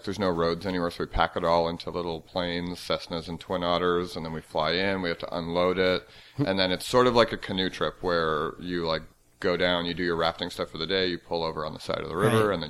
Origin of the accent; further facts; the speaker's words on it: Canada; I did not have AIM because I'm Canadian.